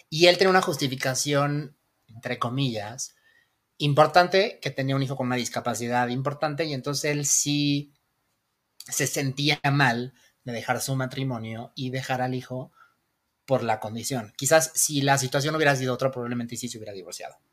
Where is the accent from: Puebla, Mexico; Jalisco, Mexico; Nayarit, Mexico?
Puebla, Mexico; Tehuacán; Besos a mi tierra, Tehuacán, Puebla.